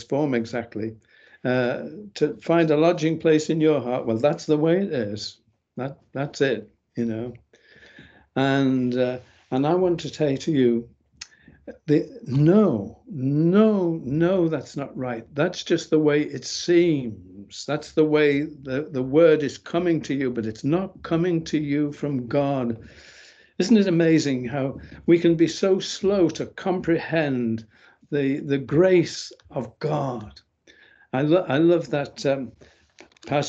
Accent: England, United Kingdom; I'm from England

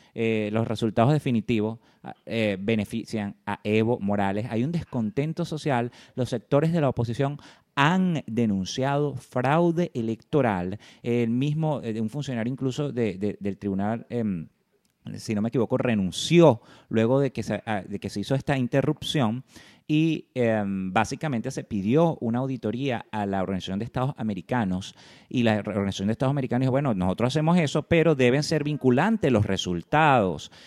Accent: Venezuela; como venezolano

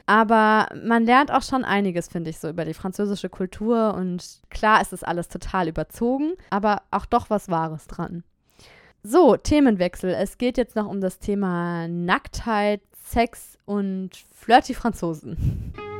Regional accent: Germany; moved away as an adult; now in France; meine beiden Eltern sind beide Deutsche und ich bin in Deutschland geboren

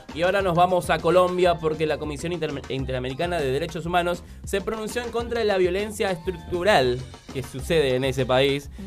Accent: Argentina; así somos fanáticos los argentinos

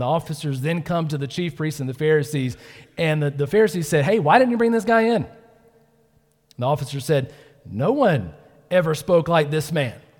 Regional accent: Georgia, United States; I was born in Georgia

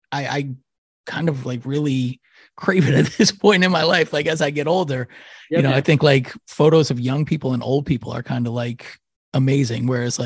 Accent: Peekskill, New York, United States; growing up in Peekskill, New York, which is, you know, kind of close to New York, but it's still like, it might've been, might as well have been 100 million miles away.

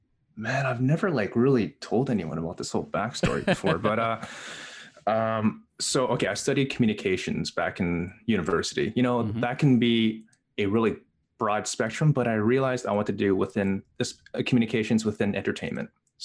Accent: Canada; also born or lived in Hong Kong; I was raised in, I was born in Hong Kong. I moved to Canada when I was 3 months old.

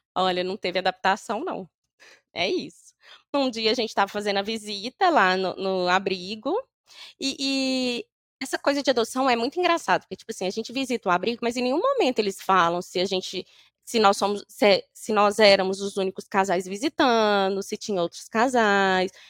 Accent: Governador Valadares, Minas Gerais, Brazil; moved away; nós somos de Valadares

